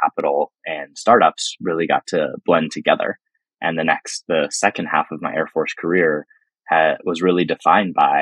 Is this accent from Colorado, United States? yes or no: yes; Denver, Colorado, United States; I grew up in Denver, Colorado